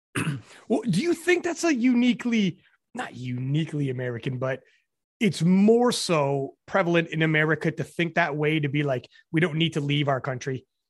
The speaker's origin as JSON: {"language": "English", "country": "Canada", "said": "I'm Canadian"}